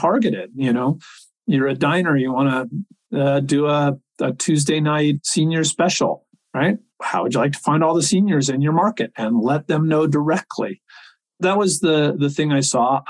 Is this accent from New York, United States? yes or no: no; Silicon Valley, California, United States; I grew up in Silicon Valley